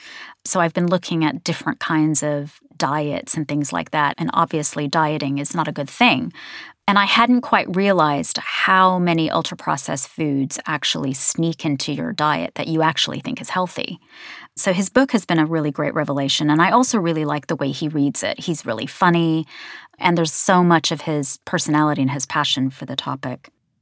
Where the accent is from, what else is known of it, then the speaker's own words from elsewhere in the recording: United States; now in United Kingdom; Partly it's because I'm American and I've lived in Britain for 27 years. And so my accent and my pronunciations kind of oscillate between the two.